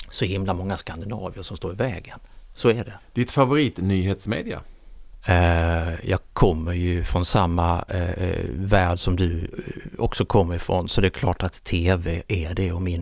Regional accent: Kristianstad, Skåne, Sweden; moved away as an adult; now in Stockholm, Sweden; Jag är från Kristianstad. Jag hade varit ett par ut, år utomlands

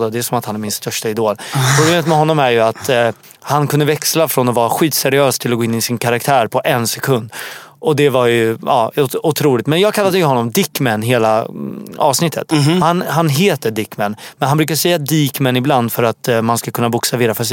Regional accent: Syria; now in Sweden; Jag är från Syrien och i min kultur då kindpussas man som fan också.

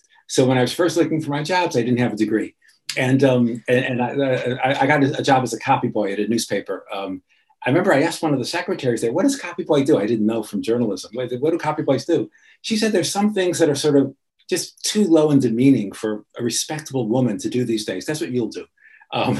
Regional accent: Chicago, Illinois, United States; I grew up in Chicago

